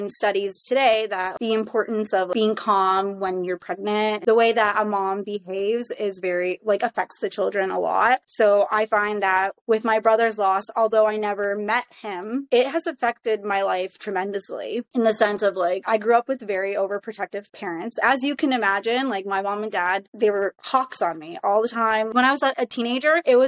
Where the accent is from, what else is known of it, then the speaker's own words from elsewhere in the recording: Canada; also born or lived in Toronto; I was born in Toronto, and then I was raised in the Tri-Cities for majority of my life.